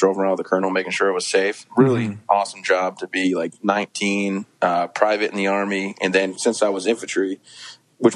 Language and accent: English; Vassar, Michigan, United States; now in Maine, United States; I grew up in Vassar.